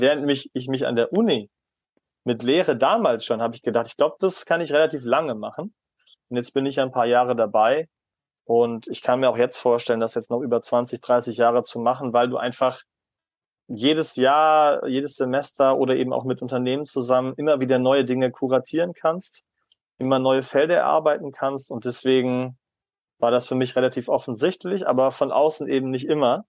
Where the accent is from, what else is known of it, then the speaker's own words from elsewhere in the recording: Germany; als Deutscher